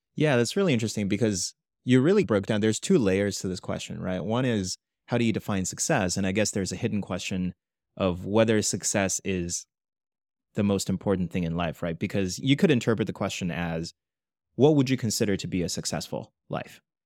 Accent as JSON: {"language": "English", "country": "China", "tie": "born or raised there", "moved": "yes", "lives_now": "United States", "said": "growing up in China, I was never a minority"}